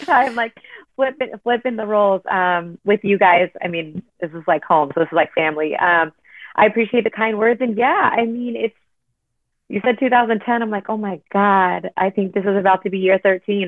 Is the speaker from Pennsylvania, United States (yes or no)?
no; Southern California, United States; growing up in Southern California